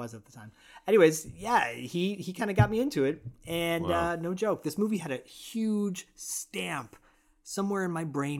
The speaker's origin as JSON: {"language": "English", "town": "Detroit", "region": "Michigan", "country": "United States", "said": "I'm Italian. Yeah. I'm from Detroit."}